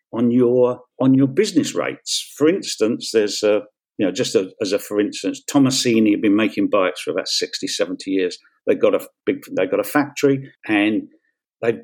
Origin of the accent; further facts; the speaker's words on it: London, United Kingdom; while I was growing up in Peckham